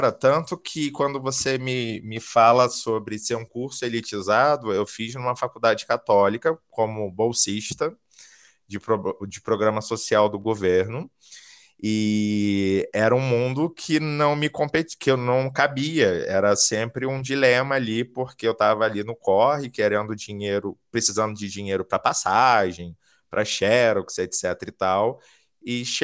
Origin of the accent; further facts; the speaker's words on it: Rio de Janeiro, Brazil; now in Caldas Novas, Brazil; eu sou do Rio, mas hoje me considero como nômade digital, então estou sempre numa cidade diferente. Atualmente eu falo de Caldas Novas, interior de Goiás